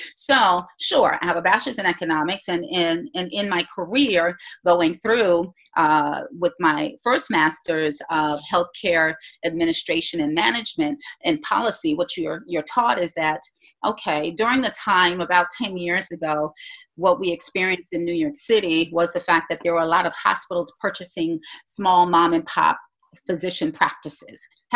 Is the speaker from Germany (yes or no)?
no; Jamaica; also born or lived in Bahamas; I was born in the Bahamas, grew up in Jamaica, know nothing about the Bahamas, but I'm so glad to, to say that I hail from Jamaica, have Jamaican parents.